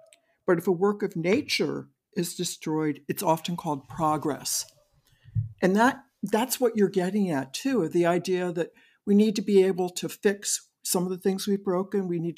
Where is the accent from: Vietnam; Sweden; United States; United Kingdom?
United States; Maryland; I grew up on the Eastern Shore of Maryland.